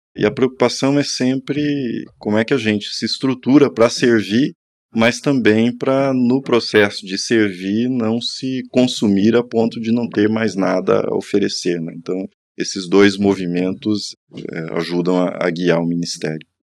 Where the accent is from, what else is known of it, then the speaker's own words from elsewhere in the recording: interior of Paraná, Brazil; moved away; eu fiz no interior do Paraná, de onde eu sou, na minha própria cidade